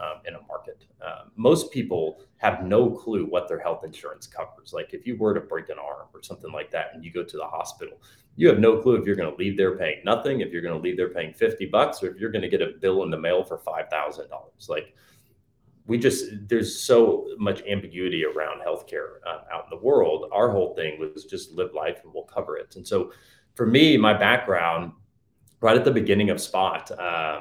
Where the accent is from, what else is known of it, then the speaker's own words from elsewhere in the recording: Dallas, Texas, United States; I grew up in Dallas, Texas